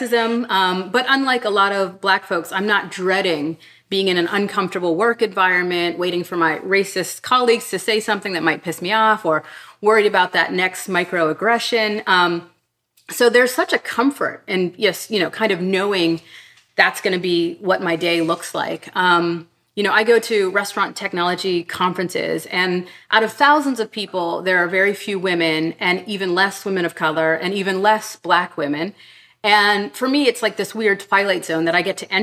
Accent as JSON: {"language": "English", "town": "Pittsburgh", "region": "Pennsylvania", "country": "United States", "tie": "born or raised there", "moved": "yes", "said": "I grew up in Pittsburgh in a very sort of Black and white space. And when I left Pittsburgh"}